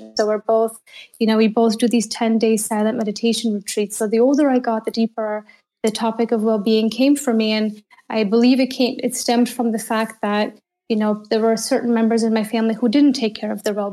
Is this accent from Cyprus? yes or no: no; Canada; moved away as an adult; now in Berlin, Germany; I'm a Canadian in Berlin, and I've been here for 11 years